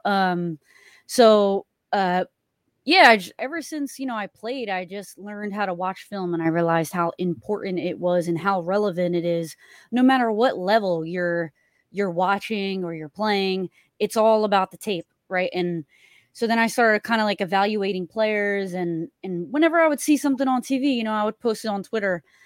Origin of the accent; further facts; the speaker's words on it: Philadelphia, Pennsylvania, United States; I grew up in Philly